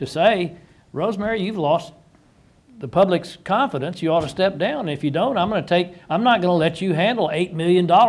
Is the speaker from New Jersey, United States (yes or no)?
no; Texas, United States; I was raised in Texas.